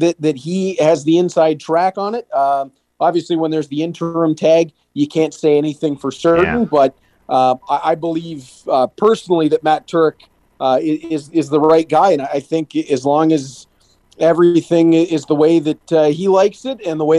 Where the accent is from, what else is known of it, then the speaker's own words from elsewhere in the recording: Hamilton, Ontario, Canada; my hometown Bulldogs